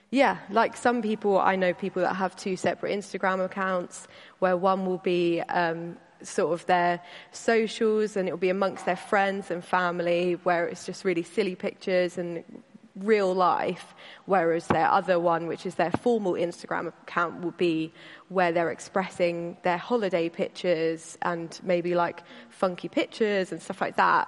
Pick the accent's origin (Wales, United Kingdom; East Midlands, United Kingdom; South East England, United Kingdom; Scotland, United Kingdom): South East England, United Kingdom; Caterham; I grew up in Caterham um, with my dad and my brother.